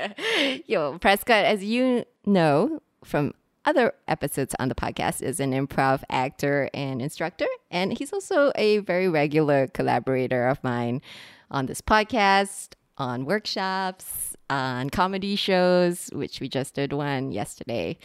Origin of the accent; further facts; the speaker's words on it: Singapore; today we are recording from Singapore, which is I know some of you might already know this, which is where I'm from. And one of the things that I really struggled with when I was growing up here